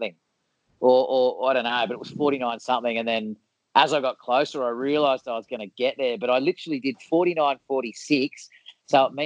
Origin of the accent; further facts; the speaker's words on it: Sydney, New South Wales, Australia; I grew up in Vaucluse